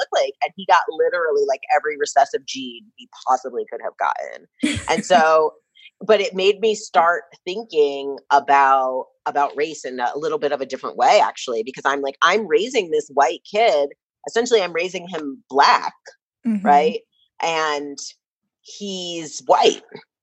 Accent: outside of New York City, United States; I'm from New York. I don't know if you know, I'm from New York, outside of New York City

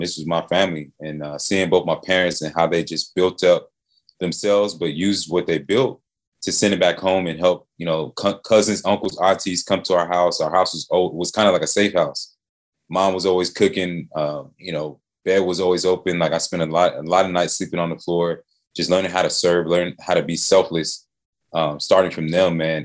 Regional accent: Atlanta, Georgia, United States; Hometown kid, man. Born and raised in Atlanta

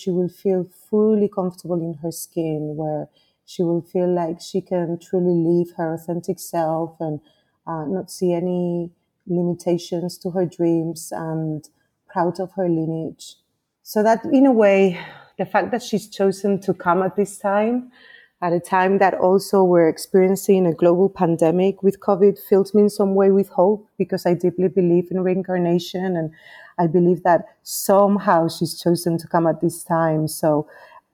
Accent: Spain; also born or lived in Nigeria; now in Costa Rica; I was born in Nigeria, in West Africa, but at the age of 2, my parents decided to move back to Spain

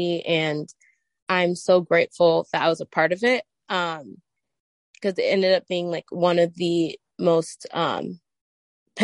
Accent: Michigan, United States; I have been born and raised in Michigan.

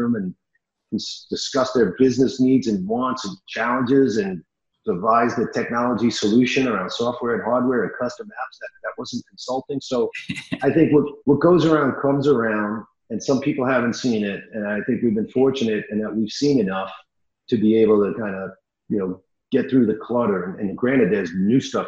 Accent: New York, United States; I'm Italian from New York

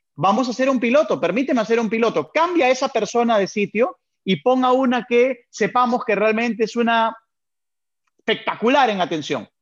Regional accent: Peru; also born or lived in Venezuela; nací en Venezuela, pero fue por temas de trabajo, por temas laborales de mi padre. Entonces, al poco tiempo de nacido, volvieron para Perú

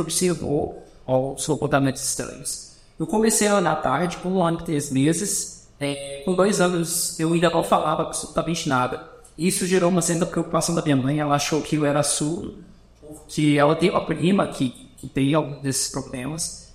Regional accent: Belo Horizonte region, Minas Gerais, Brazil; also born or lived in São Paulo; now in Goiânia, Brazil; Eu nasci em São Paulo, fui alfabetizado e cresci na, na região de BH, em Minas Gerais.

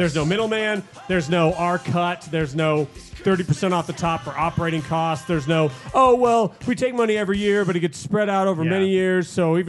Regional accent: Las Vegas, Nevada, United States; Local Las Vegas kids. Cause we're from Vegas.

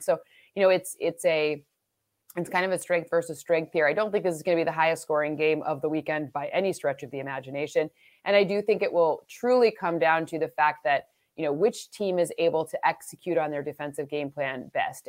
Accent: Michigan, United States; I'm from Michigan

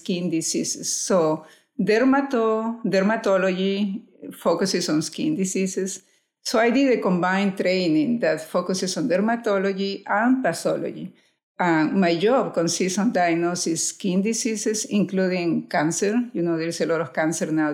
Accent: Lima, Peru; moved away as an adult; now in United States; I'm from Lima, Peru

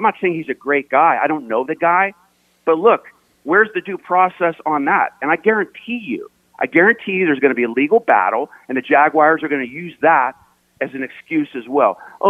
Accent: Latrobe, Pennsylvania, United States; I grew up in Latrobe, right? Where they train every summer, right?

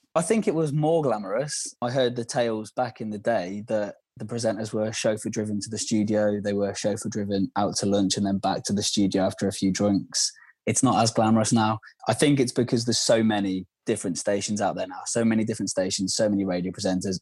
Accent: Worcester, West Midlands, United Kingdom; moved away; I'm from Worcester. For those that don't know, it's in the West Midlands, Worcestershire

